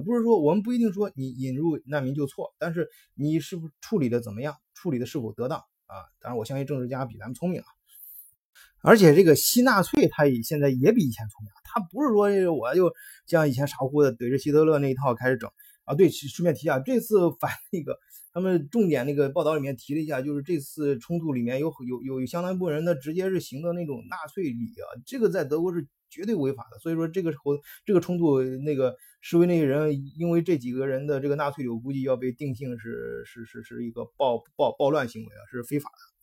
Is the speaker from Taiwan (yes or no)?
no; China; 我们中国人